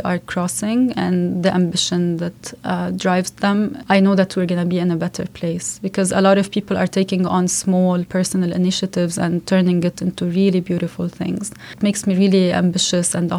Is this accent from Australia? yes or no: no; Lebanon; English is a second language; moved away as an adult; I'm from Lebanon